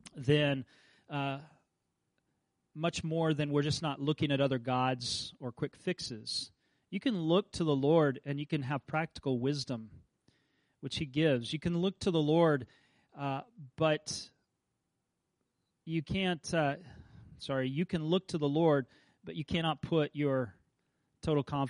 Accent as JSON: {"language": "English", "region": "Kansas", "country": "United States", "tie": "born or raised there", "said": "I grew up in Kansas"}